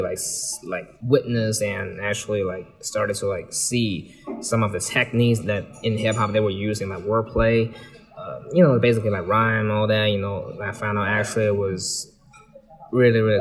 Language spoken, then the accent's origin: English; Beijing, China; moved away as an adult; also born or lived in Syracuse, United States; Originally, I'm from Beijing